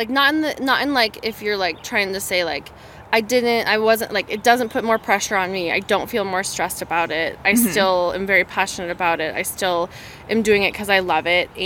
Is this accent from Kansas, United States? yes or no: no; Boulder, Colorado, United States; I grew up in the Boulder community